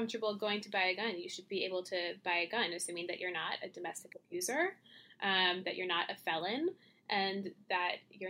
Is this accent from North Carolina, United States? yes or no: yes; North Carolina, United States; moved away; I'm from North Carolina